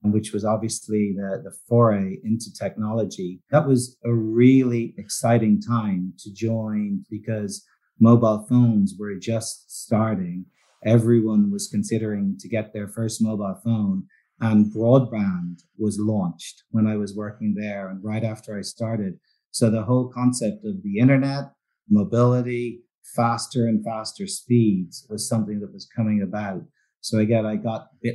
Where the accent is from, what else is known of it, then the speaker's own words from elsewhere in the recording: Dublin, Leinster, Ireland; moved away; I grew up in Dublin in Ireland